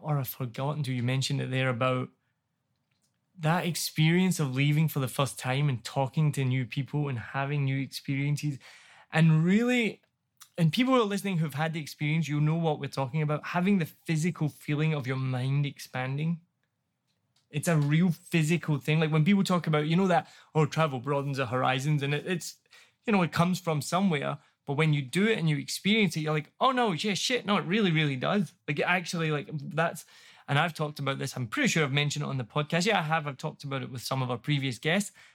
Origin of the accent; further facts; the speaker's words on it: Glasgow, Scotland, United Kingdom; moved away as an adult; also born or lived in New York; now in Ho Chi Minh City, Vietnam; I'm from Glasgow, I'm in New York